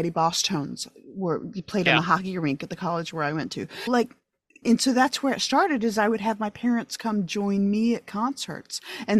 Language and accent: English; New York, United States; moved away as an adult; I grew up in upstate New York.